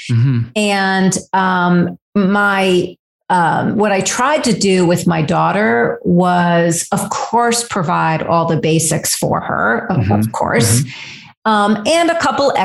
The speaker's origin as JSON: {"language": "English", "area": "Fairfield County", "region": "Connecticut", "country": "United States", "tie": "born or raised there", "said": "I grew up in Fairfield County, Connecticut, which is a suburb of New York, very wealthy"}